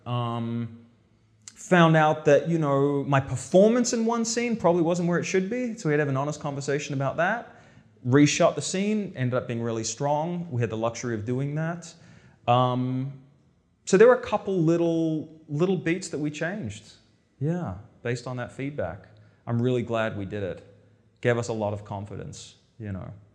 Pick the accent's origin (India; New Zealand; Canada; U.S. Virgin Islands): New Zealand; moved away; I grew up in New Zealand